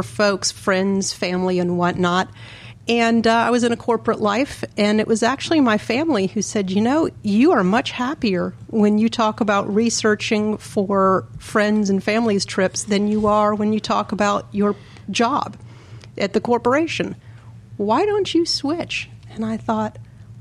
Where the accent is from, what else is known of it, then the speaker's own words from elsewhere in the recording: Atlanta, Georgia, United States; I grew up in Buckhead